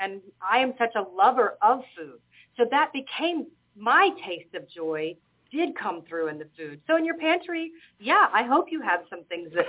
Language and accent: English; Atlanta, Georgia, United States; moved away as an adult; now in Malta; So I moved from Atlanta, Georgia, to the island of Malta during COVID.